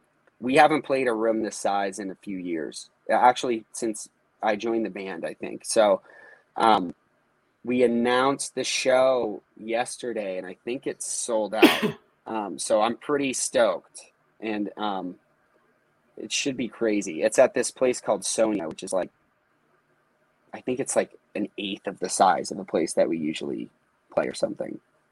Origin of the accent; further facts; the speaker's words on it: Northeast, United States; Like, this is what we grew up doing. Just growing up in the Northeast, everyone played in basements, shows, practices, whatever.